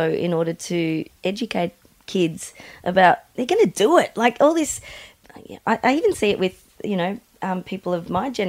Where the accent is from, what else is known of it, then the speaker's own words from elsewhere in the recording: Mildura, Victoria, Australia; we grew up in Mildura, which is kind of – it was kind of the marijuana capital of Australia at the time